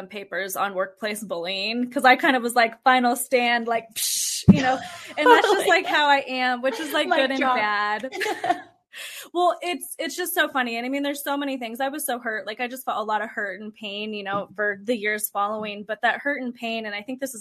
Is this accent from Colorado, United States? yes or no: yes; Fort Collins, Colorado, United States; we ended up moving back to my hometown in Colorado, which is Fort Collins, Colorado. And that's where we are now.